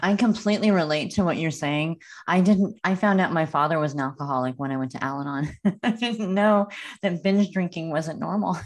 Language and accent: English; Northern California, United States; also born or lived in Los Angeles; I grew up in Northern California, and I remember when I moved to L